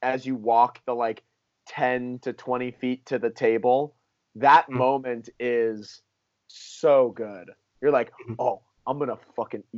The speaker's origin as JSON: {"language": "English", "town": "West Palm Beach", "region": "Florida", "country": "United States", "tie": "born or raised there", "moved": "yes", "said": "growing up in West Palm Beach, Florida, I went to plenty of Hanukkah parties"}